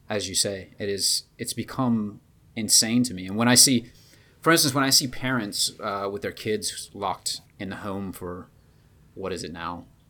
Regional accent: Georgia, United States; moved away; also born or lived in China; my little hometown in Georgia

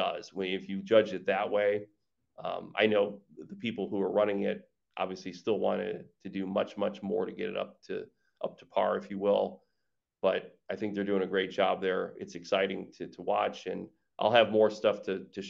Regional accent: Ann Arbor, Michigan, United States; moved away; where I grew up in Ann Arbor, Michigan

